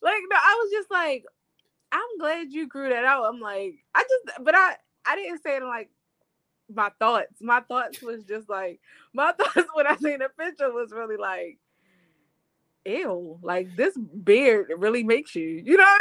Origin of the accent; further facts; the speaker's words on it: Baltimore, Maryland, United States; I'm from Baltimore